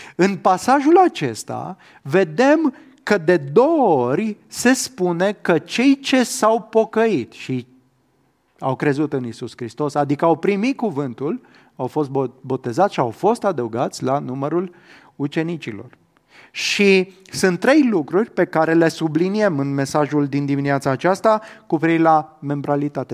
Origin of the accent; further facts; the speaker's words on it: Romania; eu, în calitate de cetățean român, da? eu pot spune că m-am născut în România, că am cetățenia română